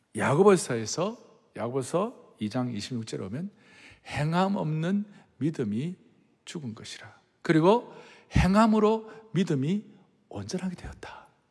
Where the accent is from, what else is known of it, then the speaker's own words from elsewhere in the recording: Yeongnam, South Korea; 저는 아주 영남 출신이